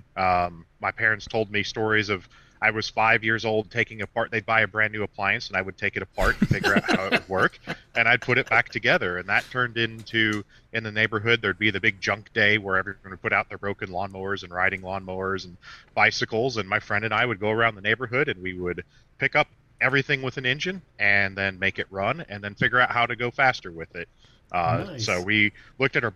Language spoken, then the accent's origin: English; Rockford, Illinois, United States; I grew up in Rockford, so you'd have snow a lot